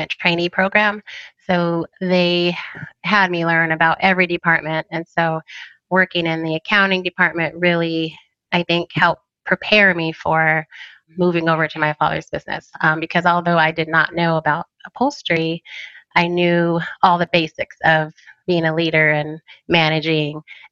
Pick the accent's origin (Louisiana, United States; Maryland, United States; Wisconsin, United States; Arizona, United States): Arizona, United States; Phoenix; also born or lived in Tempe; So I am a native of Arizona. I was born in Phoenix